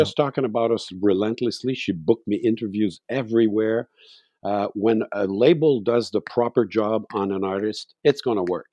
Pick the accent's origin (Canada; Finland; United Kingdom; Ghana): Canada; Montreal, Quebec; moved away as an adult; now in Mont-Tremblant, Canada; I was born in Montreal